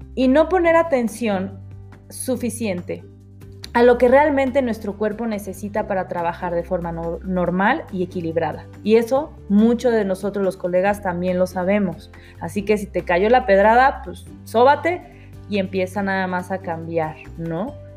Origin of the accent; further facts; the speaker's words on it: Mexico; Nosotros somos mexicanos 100%